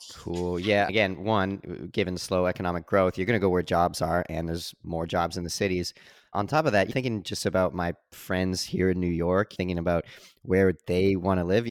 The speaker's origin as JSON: {"language": "English", "country": "Canada", "tie": "born or raised there", "said": "growing up in Canada"}